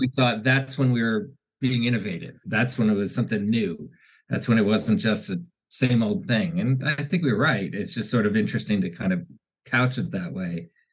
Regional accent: Washington, District of Columbia, United States; I grew up in Washington D.C.

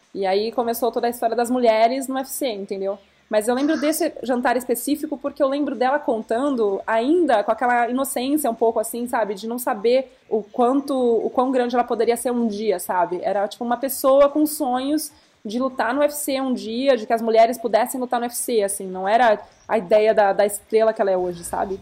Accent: Brazil; eu sou brasileira, eu sou repórter

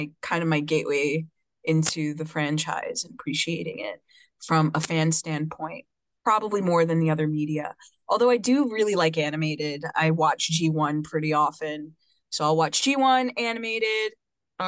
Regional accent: New York City, New York, United States; I am from Brooklyn, New York originally. I was raised in Coney Island in a beautiful mixed Afro-Puerto Rican family.

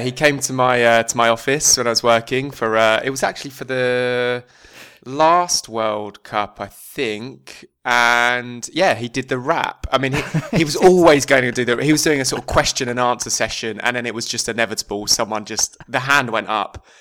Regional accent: just outside of Chelmsford, East of England, United Kingdom; I'm from just outside of Chelmsford

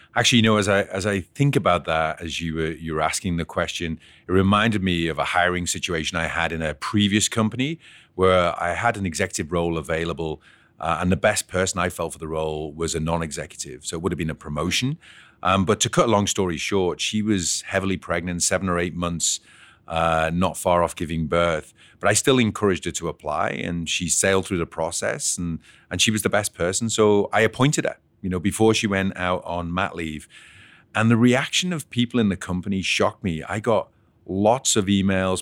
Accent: Liverpool, North West England, United Kingdom; now in Canada; I was actually born and bred in Liverpool

